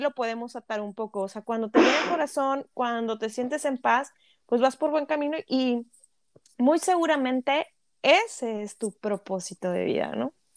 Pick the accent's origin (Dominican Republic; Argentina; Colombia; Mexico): Mexico; now in Canada; como mexicanos